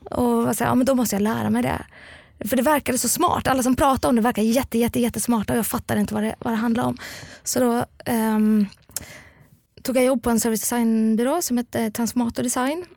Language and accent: Swedish; Gothenburg, Västra Götaland, Sweden; also born or lived in Lund; Ja, jag är uppvuxen i Göteborg, precis.